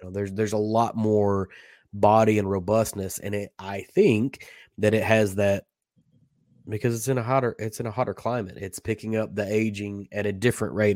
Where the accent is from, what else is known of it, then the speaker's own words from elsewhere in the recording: Kentucky, United States; I grew up in Kentucky